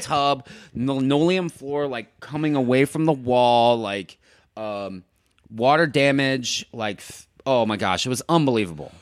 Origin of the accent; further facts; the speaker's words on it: St. Louis, Missouri, United States; moved away as an adult; also born or lived in Chicago / New York / Miami; now in Los Angeles, United States; I'm from Saint Louis